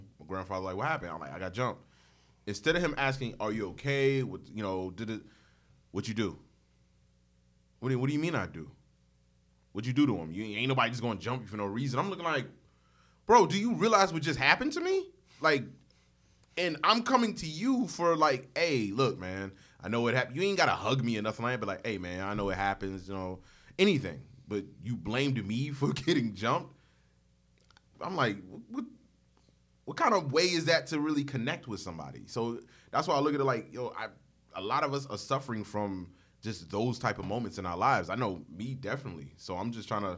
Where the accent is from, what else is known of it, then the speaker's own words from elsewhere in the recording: Newark, New Jersey, United States; I grew up in Newark, New Jersey